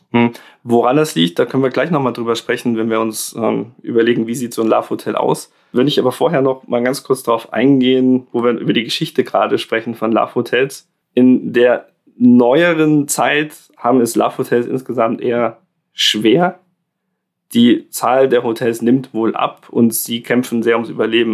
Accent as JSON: {"language": "German", "country": "Germany", "said": "bei uns in Deutschland"}